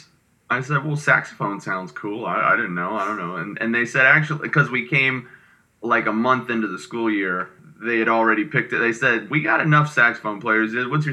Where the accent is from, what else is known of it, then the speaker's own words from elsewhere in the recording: Michigan, United States; also born or lived in Florida; now in Los Angeles, United States; I grew up in Michigan from 10 on, and that's where my dad was originally from, but we lived in Florida for about 7 years from when I was like 3 until 10.